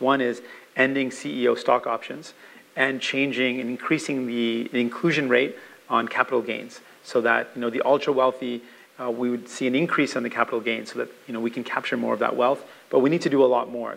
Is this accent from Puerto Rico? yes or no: no; Canada; also born or lived in St. John's, Newfoundland and Labrador, Canada / Windsor, Ontario, Canada / Brampton, Ontario, Canada; I learned how to swim in a park right across from where I grew up in mm. St. John's in Bowring Park